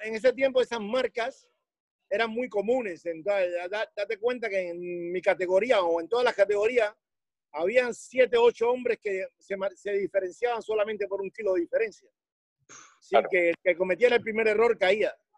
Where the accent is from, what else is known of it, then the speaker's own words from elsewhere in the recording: Havana, Cuba; moved away as an adult; soy cubano de La Habana